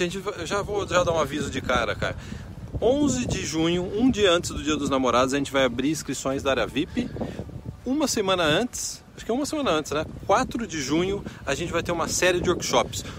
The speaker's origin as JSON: {"language": "Portuguese", "country": "Brazil", "tie": "born or raised there", "moved": "yes", "lives_now": "Canada", "said": "Eu cresci no Brasil"}